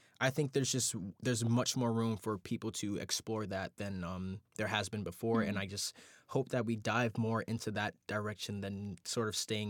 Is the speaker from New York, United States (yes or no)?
yes; New York City, New York, United States; I think being a African-American man born and raised in New York City, born and raised in Brooklyn